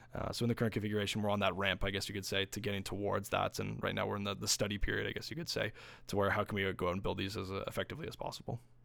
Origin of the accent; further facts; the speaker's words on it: Windsor, Ontario, Canada; we're from Windsor, and we're a very manufacturing heavy town.